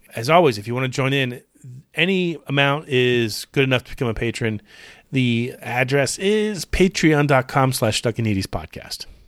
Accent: Clearwater, Florida, United States; when I was growing up in Clearwater, Florida

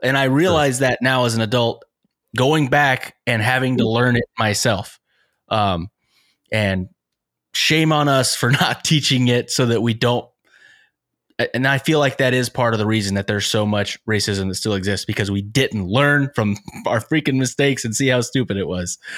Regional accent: United States; as an American, specifically as a white person

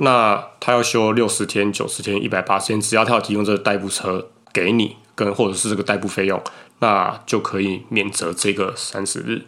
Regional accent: Taiwan; 我们台湾这边还好

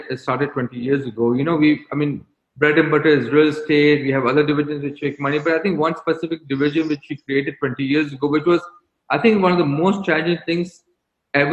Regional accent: Bahrain; was born in Bahrain. I was raised in Bahrain. I consider myself as a Bahraini.

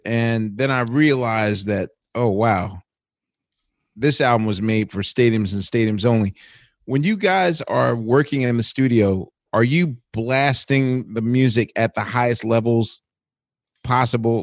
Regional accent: Philadelphia, Pennsylvania, United States; as a Philadelphian

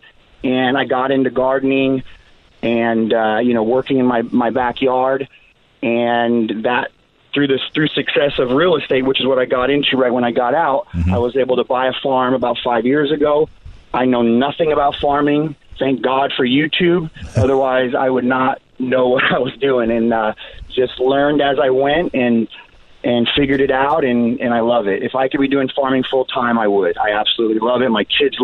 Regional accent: Chicago, Illinois, United States; moved away as an adult; now in Oceanside, United States; I'm from Chicago

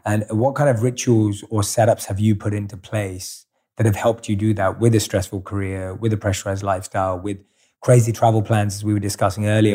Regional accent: London, United Kingdom; moved away; growing up in London.

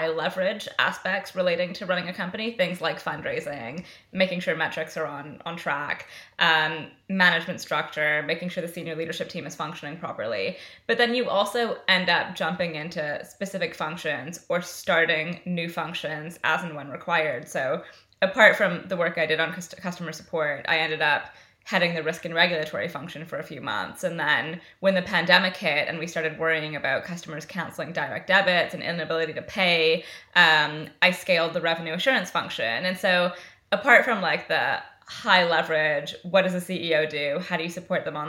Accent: Canada; accent: West Coast North American; moved away as an adult; now in London, United Kingdom; I'm Canadian originally. I moved to London 13 years ago. I have not picked up any form of the accent. I have no idea why. I think I just have a really strong West Coast North American accent

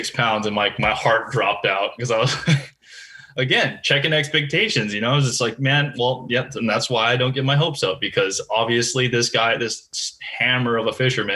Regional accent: Hawaii, United States; moved away as an adult; also born or lived in Lake Wilson, Hawaii; I was born and raised there. I'm very much identify myself as, you know, a proud Hawaii born kid.

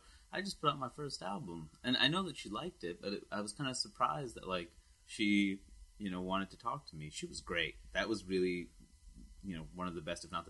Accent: California, United States; Well, I grew up in California before I moved here, and that's why I sound like it.

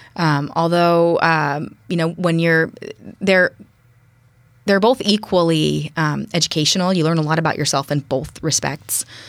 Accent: Berkeley, California, United States; now in Bainbridge Island, United States; I was born and raised in the East Bay. And, uh, East Bay being mostly focused in Berkeley and Oakland.

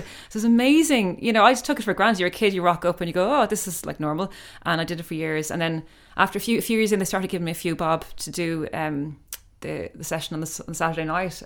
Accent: Ireland; growing up in Ireland and traveling around, I mean, we, we used to go on the Shannon a lot. My father had a barge

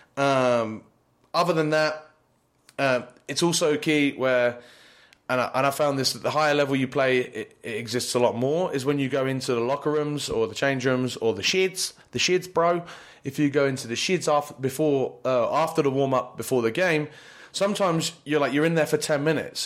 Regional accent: United Kingdom; also born or lived in Poland; now in United States; being a British guy

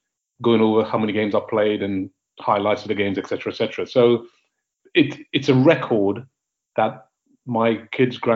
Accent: Grenada; I'm from Grenada

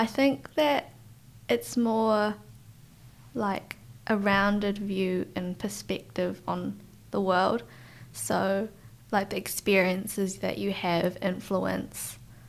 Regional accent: Christchurch, Canterbury, New Zealand; also born or lived in Kuala Lumpur, Malaysia; I was born in Malaysia, in Kuala Lumpur, where I lived with my grandparents for about a year. And then I, like the rest of our family, came to Christchurch. And we've settled there ever since.

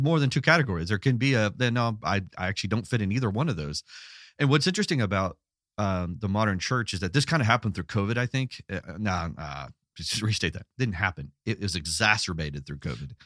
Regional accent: Los Angeles, California, United States; I grew up in Los Angeles

